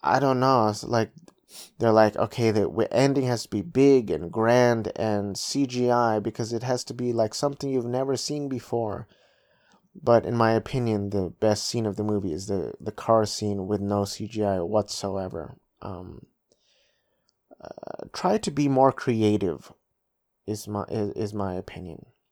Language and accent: English; United States; I was born and raised in in the United States of America, but my parents are full Filipino